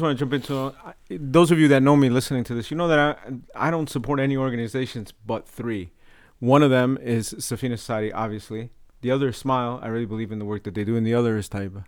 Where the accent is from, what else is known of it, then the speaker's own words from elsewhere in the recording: Paterson, New Jersey, United States; accent: North Jersey; my North Jersey accent